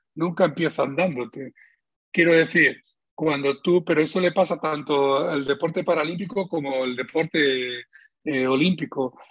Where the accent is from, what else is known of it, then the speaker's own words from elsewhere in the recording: Spain; él y yo somos los españoles con más medallas de oro de la historia de España